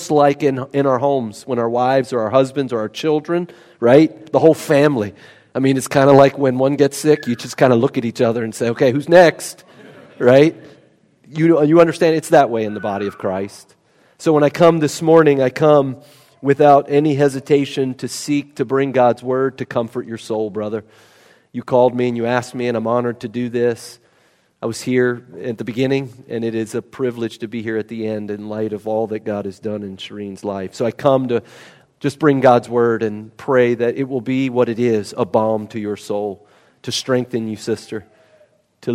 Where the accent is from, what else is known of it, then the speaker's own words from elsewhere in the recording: West Virginia, United States; I'm a nobody from West Virginia.